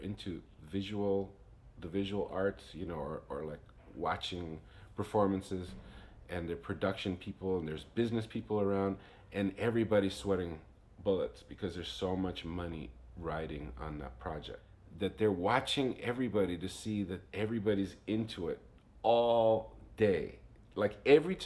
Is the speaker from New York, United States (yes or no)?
yes; New York City, New York, United States; growing up in New York helps you have a network of diversity, you know. So I grew up with a bunch of different musicians